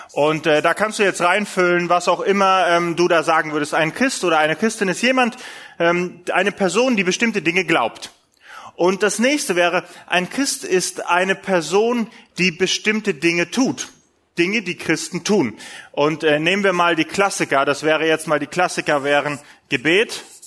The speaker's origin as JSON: {"language": "German", "town": "Essen", "region": "North Rhine-Westphalia", "country": "Germany", "said": "Bei uns in Essen, wir sind ja mitten im Ruhrgebiet"}